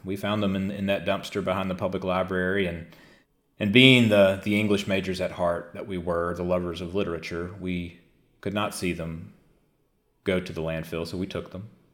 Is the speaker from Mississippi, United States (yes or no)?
yes; the Mississippi Delta, United States; growing up in the Delta, as I did as a, as a younger child